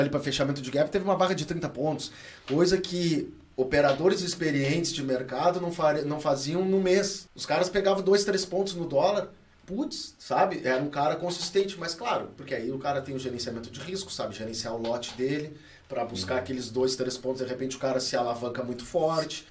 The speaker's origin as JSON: {"language": "Portuguese", "town": "Rio Grande", "region": "Rio Grande do Sul", "country": "Brazil", "tie": "born or raised there", "moved": "yes", "said": "cidade que eu morava, minha cidade natal, em Rio Grande"}